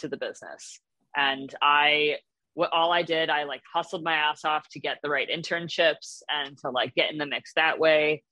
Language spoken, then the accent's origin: English; New York, United States; moved away as an adult; now in Los Angeles, United States; I grew up in New York and then lived in the city for a while